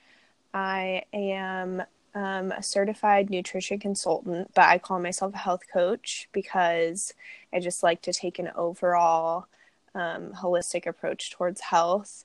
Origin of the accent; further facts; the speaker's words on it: United States; growing up in America